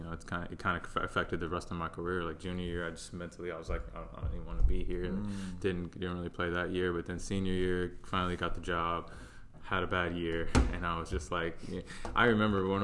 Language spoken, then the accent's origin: English; Charlotte, North Carolina, United States; also born or lived in Ohio; I grew up in Charlotte, played youth soccer here